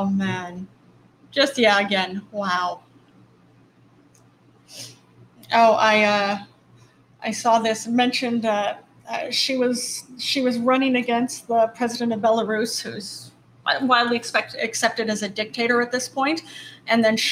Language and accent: English; United States; as an American